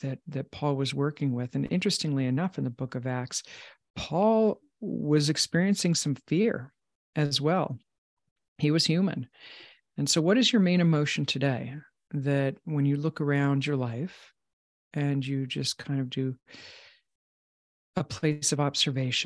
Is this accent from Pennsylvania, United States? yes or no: no; Long Island, New York, United States; I grew up in Long Island